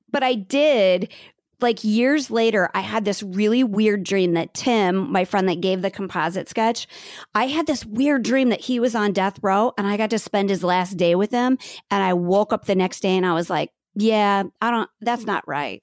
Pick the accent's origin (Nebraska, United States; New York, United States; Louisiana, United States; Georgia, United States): Nebraska, United States; Bellevue; I grew up in Bellevue, Nebraska